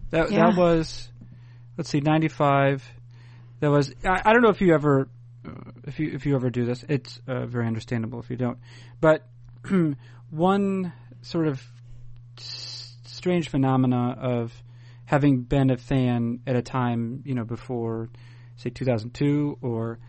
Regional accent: New England, United States; I grew up in New England in the 80s largely

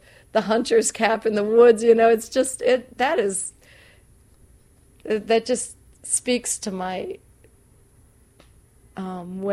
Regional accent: Southwest Minnesota, United States; I'm from the Midwest. I'm from Southwest Minnesota.

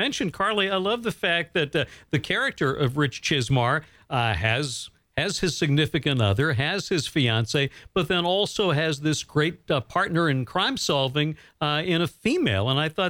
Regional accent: Bangor, Maine, United States; growing up here in Bangor, Maine.

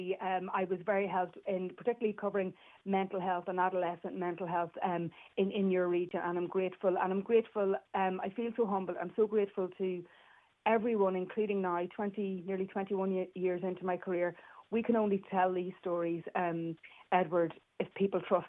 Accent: Northern Ireland, United Kingdom; I'm from Northern Ireland

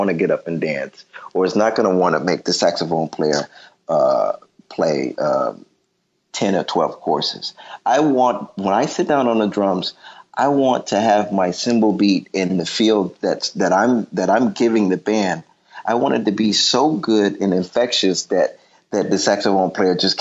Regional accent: Detroit, Michigan, United States; I'm from Detroit

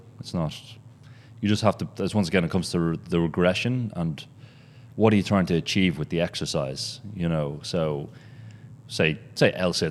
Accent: Berlin, Germany; So at the moment, we're based in Berlin. That's my hometown.

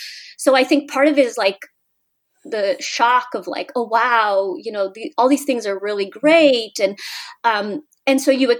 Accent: California, United States; moved away as an adult; also born or lived in Mexico; now in Washington, D.C., United States; I grew up in California, born in Mexico, and I'm blind

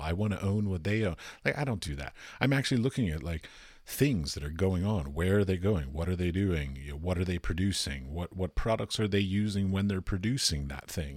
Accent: Washington, District of Columbia, United States; I'm from Washington, D C

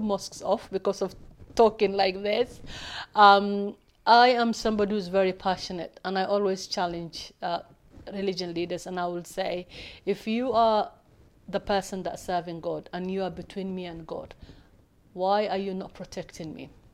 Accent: Somalia; now in United Kingdom; I come from Somalia

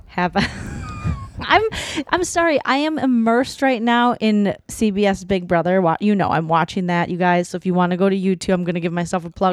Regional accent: Minnesota, United States

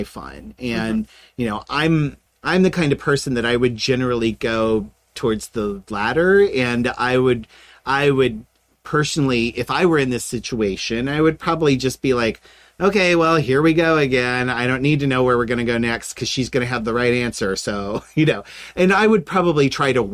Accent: Middle America, Midwest, United States; I was raised a Protestant in Middle America

